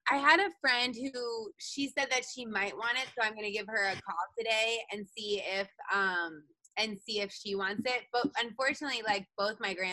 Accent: Indiana, United States; moved away; also born or lived in New Jersey; I was born in New Jersey. I grew up in Indiana

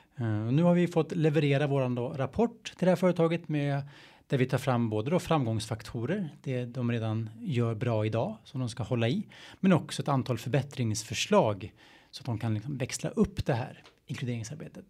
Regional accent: a Stockholm suburb, Stockholm County, Sweden; jag är från, eh, en Stockholmsfort, att jag är svensk

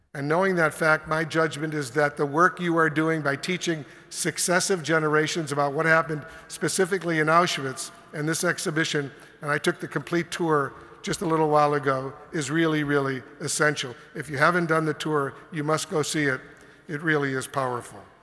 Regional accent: Buffalo, New York, United States; as a little boy growing up in Buffalo, when he would make me go to synagogue services

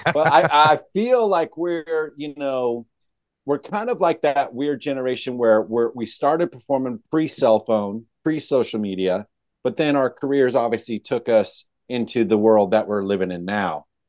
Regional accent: California, United States; I grew up in California

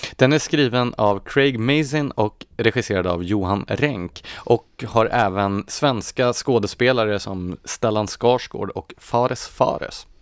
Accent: Gävle, Gävleborg County, Sweden; Jag är ju uppvuxen i Gävle

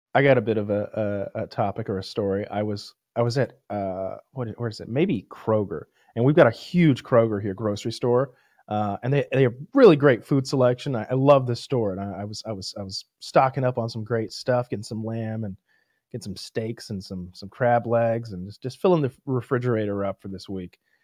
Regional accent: United States; I was like Franklin County.

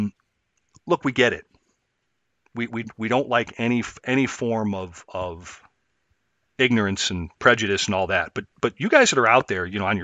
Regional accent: Chicago, Illinois, United States; I grew up in and around Chicago, streets mostly

